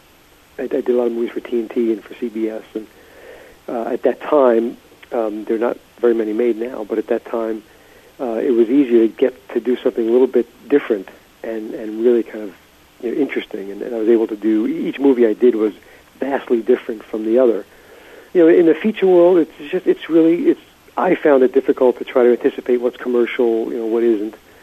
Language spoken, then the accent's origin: English; New York City, New York, United States; I grew up in Brooklyn